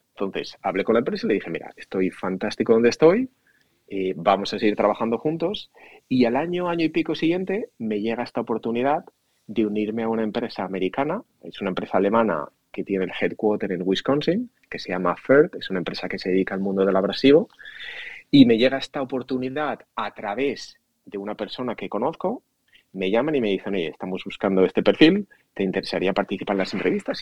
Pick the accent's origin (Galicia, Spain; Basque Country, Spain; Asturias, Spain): Asturias, Spain; moved away as an adult; also born or lived in Madrid; now in United States; nací en Asturias